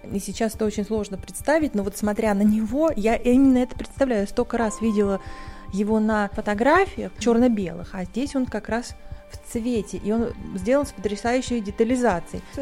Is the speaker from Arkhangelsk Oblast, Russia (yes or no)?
yes; Arkhangelsk, Arkhangelsk Oblast, Russia; born or raised there